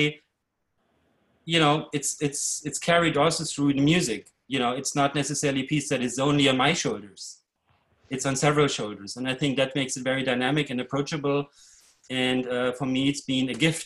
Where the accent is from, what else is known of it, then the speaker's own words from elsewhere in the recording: Leipzig, Saxony, Germany; moved away; also born or lived in Brooklyn; I grew up in East Germany behind the wall